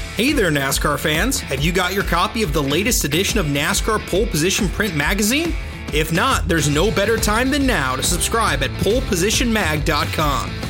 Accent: Indiana, United States; moved away; I'm from Indiana originally

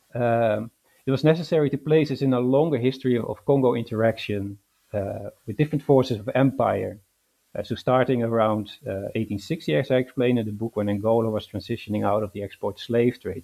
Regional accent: Netherlands; moved away as an adult; also born or lived in London, United Kingdom; now in Glasgow, United Kingdom; I was born in the Netherlands and raised in the Netherlands

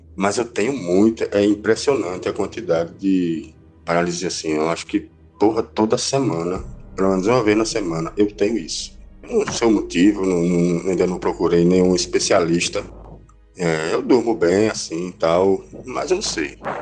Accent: Recife, Pernambuco, Brazil; eu sou aqui de Recife

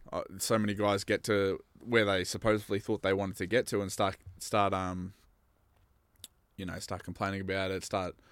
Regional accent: Bendigo, Victoria, Australia

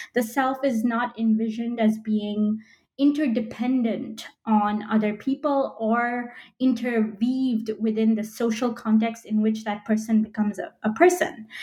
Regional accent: Belgium; moved away as an adult; also born or lived in United Kingdom / United States; now in Philadelphia, United States; I was born in Belgium and spent the first 18 years of my life there

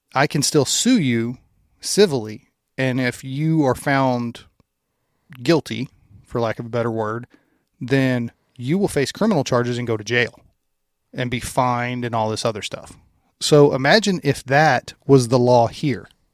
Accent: Louisiana, United States; I'm from Louisiana.

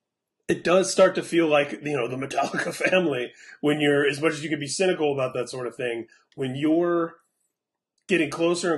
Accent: Indianapolis, Indiana, United States; from the most recent Indianapolis tour stop, my hometown

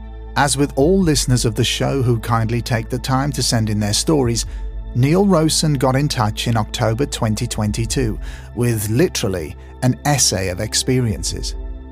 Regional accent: New Longton, North West England, United Kingdom; I grew up in New Longton and started attending the local nursery school, where I met my best friend, Aaron.

